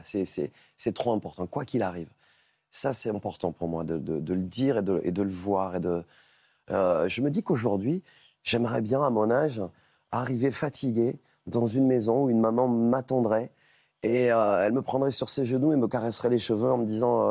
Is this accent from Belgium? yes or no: no; Catalonia, Occitania, France; c'est tourné chez moi, c'est enregistré chez moi, c'est tourné chez moi en Catalogne